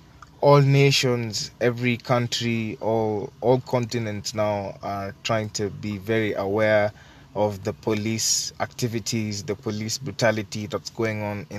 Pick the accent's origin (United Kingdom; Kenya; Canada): Kenya; I personally think that being a Kenyan